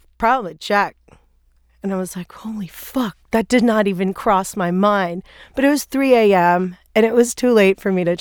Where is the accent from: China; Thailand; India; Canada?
Thailand; moved away as an adult; also born or lived in New York; I grew up in Thailand